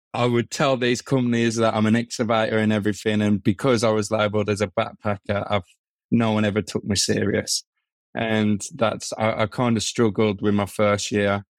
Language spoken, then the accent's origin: English; Birmingham, West Midlands, United Kingdom; I'm from Birmingham